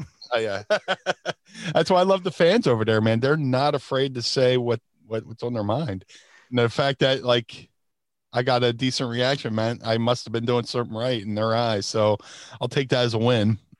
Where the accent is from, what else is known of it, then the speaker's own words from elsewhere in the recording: Atlantic City, New Jersey, United States; also born or lived in Philadelphia; I grew up in Atlantic City, which means the, uh, there was a lot of casinos